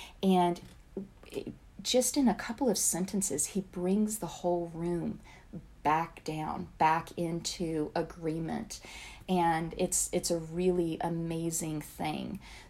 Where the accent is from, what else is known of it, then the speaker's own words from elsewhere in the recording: the South, United States; accent: Southern; taken seriously as a young woman from the South, there were very few things that I could change, but my accent was one of them. So I worked really hard to change that.